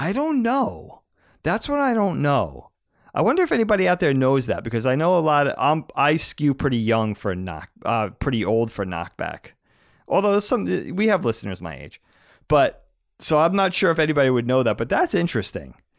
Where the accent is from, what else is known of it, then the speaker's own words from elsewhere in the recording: East Coast, United States; we grew up on the East Coast.